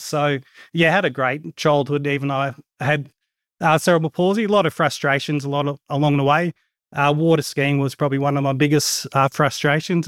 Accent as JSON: {"language": "English", "town": "Goondiwindi", "region": "Queensland", "country": "Australia", "tie": "born or raised there", "said": "We're sort of born and bred in Gundawind and lived here all my life"}